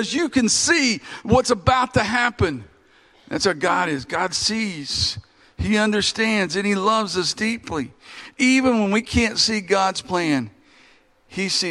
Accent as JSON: {"language": "English", "region": "Kentucky", "country": "United States", "said": "We're all from Kentucky"}